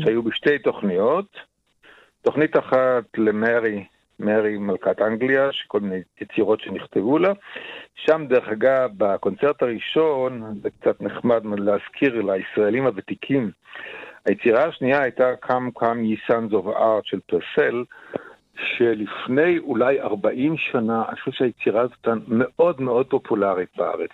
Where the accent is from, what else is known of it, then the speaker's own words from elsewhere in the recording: Israel; גדלנו בארץ על המסורת הזאת